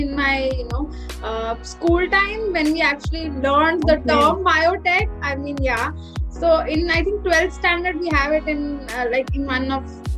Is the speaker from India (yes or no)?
yes; Delhi, India; moved away as an adult; also born or lived in Roorkee; I've actually been born and brought up in Delhi